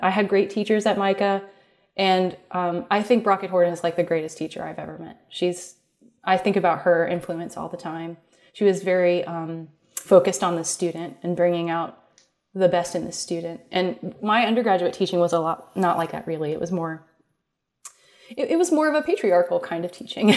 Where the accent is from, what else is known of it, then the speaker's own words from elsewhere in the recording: Columbus, Ohio, United States; also born or lived in Cincinnati, Ohio; I grew up in Columbus, Ohio